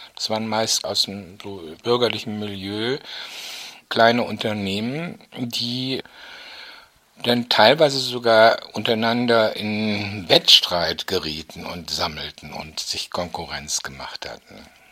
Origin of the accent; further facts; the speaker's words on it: North Rhine-Westphalia, Germany; moved away as an adult; also born or lived in Düsseldorf; für mich als Ostwestfale